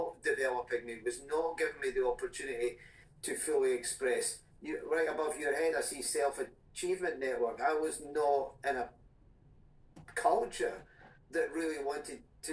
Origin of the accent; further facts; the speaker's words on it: Scotland, United Kingdom; I was born in Scotland